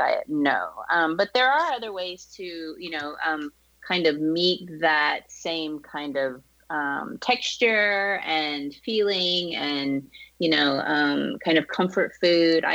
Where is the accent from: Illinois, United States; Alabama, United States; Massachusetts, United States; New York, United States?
Massachusetts, United States; Boston; moved away as an adult; now in Southern California, United States; I'm from Boston originally